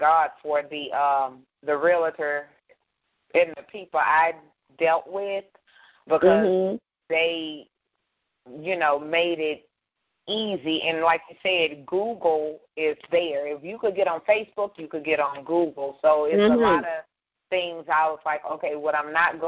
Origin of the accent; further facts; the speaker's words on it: Baton Rouge, Louisiana, United States; moved away; my hometown, Baton Rouge, Louisiana